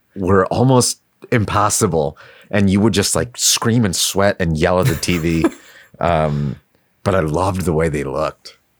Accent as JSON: {"language": "English", "town": "New York City", "region": "New York", "country": "United States", "tie": "born or raised there", "said": "I grew up in Queens. Um, I lived okay. in, in yeah in Astoria, pretty much uh, until I was like 14."}